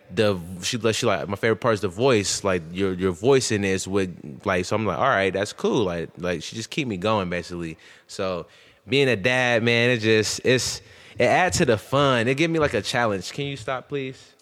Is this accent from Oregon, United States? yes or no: no; Columbus, Ohio, United States; also born or lived in Akron, Ohio; then I moved to Columbus